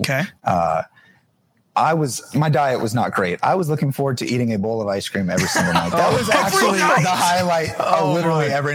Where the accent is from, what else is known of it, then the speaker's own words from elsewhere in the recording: New Jersey, United States; moved away as an adult; now in Pittsburgh, United States; I'm actually from New Jersey. I'm a Jersey boy, but moved to Pittsburgh 6.5 years ago.